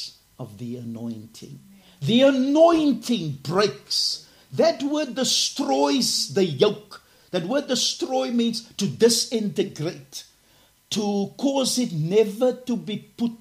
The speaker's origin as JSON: {"language": "English", "town": "Cape Town", "region": "Western Cape", "country": "South Africa", "said": "I'm from Garden Village, Cape Town, South Africa."}